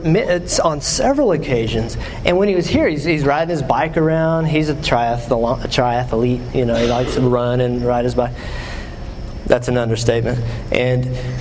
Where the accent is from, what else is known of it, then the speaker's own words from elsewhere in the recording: West Texas, United States; now in Knoxville, United States; I'm from West Texas